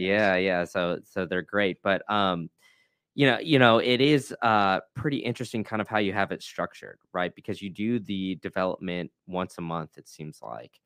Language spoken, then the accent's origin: English; Austin, Texas, United States; I grew up in Austin